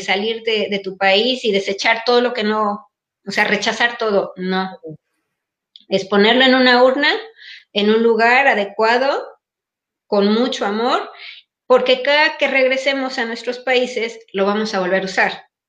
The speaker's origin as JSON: {"language": "Spanish", "country": "Mexico", "moved": "yes", "lives_now": "Paris, France", "said": "nuestros códigos de conducta mexicanos, aquí no nos sirven porque no estamos en México"}